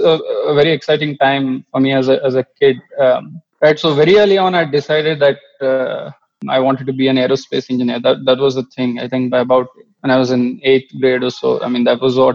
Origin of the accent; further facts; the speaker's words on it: Mangalore, Karnataka, India; when I was a kid growing up in Mangalore